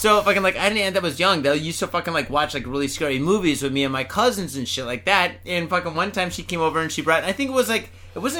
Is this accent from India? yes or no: yes; India; now in Japan; I am from India. I am not from Iraq or Iran. Leave me alone.